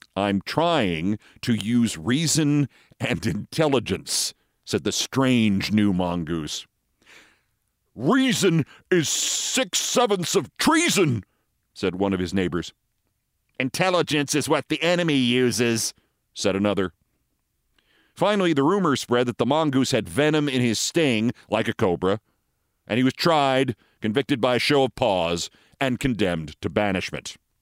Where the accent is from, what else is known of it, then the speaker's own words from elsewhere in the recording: New York, United States; also born or lived in Los Angeles; the A B C station in my hometown here in New York